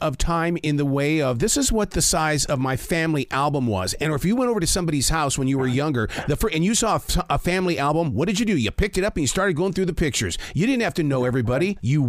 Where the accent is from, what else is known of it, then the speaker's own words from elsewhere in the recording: Montana, United States; I grew up in Montana raising pigeons.